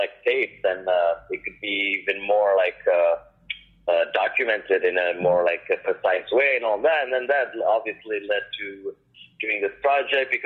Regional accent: Casablanca, Casablanca-Settat, Morocco; also born or lived in Paris, France / California, United States / New York, United States; now in Brooklyn, New York, United States; born and raised in Casablanca

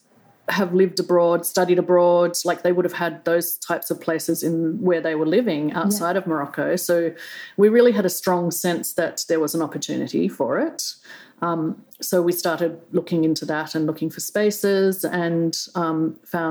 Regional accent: Australia; moved away as an adult; also born or lived in China; I grew up in Australia on a vineyard

